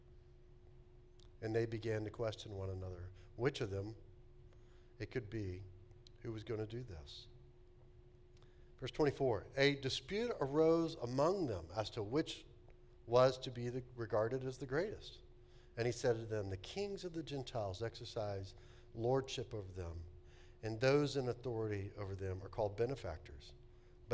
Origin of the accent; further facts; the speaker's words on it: Texas, United States; moved away; I grew up in Texas